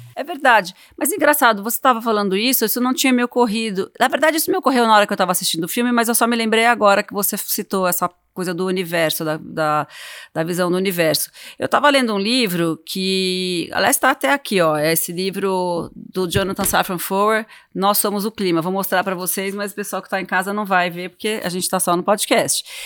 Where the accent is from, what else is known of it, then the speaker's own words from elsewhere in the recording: Brazil; Sou brasileira